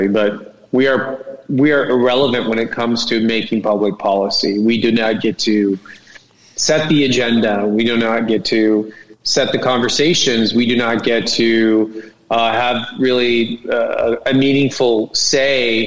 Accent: Corona, California, United States; I grew up in Corona

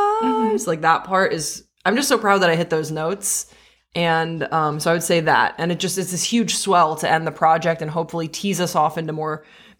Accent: Belgium; I grew up overseas. So I grew up in Belgium. So both of these are kind of novelties to me.

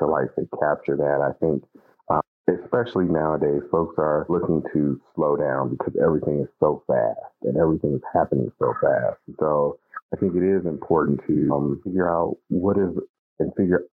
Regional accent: Cleveland, Ohio, United States; also born or lived in Minnesota; I'm from Cleveland, Ohio. And even though I'm from Ohio, my day job is I'm the director of policy and organizing for Outfront Minnesota

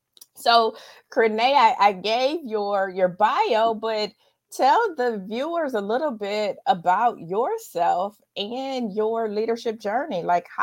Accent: Dayton, Ohio, United States; I have one, somebody that's in my hometown of Dayton, Ohio.

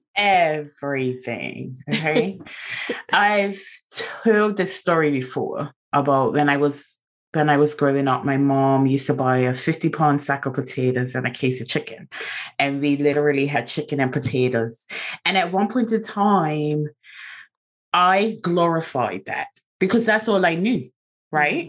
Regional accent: Bermuda; I'm from Bermuda

